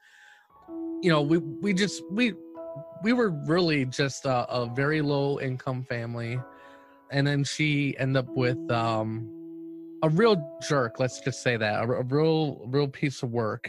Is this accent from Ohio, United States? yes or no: yes; Cleveland, Ohio, United States; I'm from Cleveland, Ohio